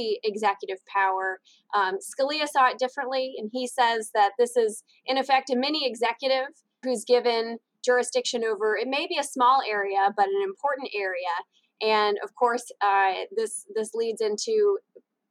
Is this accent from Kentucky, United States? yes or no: yes; Kentucky, United States; I'm also from Kentucky